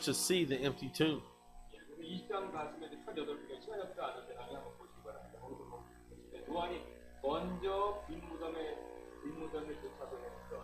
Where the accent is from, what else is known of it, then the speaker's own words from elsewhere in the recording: United States; moved away as an adult; I grew up in America